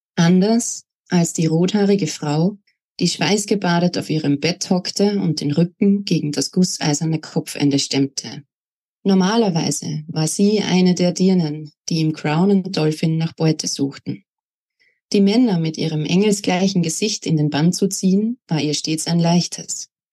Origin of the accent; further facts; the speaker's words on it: Salzburg, Austria; now in Upper Austria, Austria; Ich bin gebürtige Salzburgerin, wurde dort 1992 geboren und bin auch im Bundesland Salzburg aufgewachsen, lebe aber jetzt in Oberösterreich